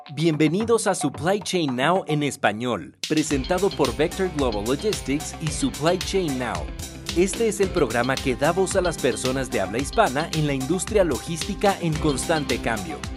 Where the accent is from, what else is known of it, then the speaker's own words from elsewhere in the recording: Querétaro, Mexico; also born or lived in Mexico City; nació en la Ciudad de México, soy mexicana, mexicana. Tengo ya muchos años viviendo en la ciudad de Querétaro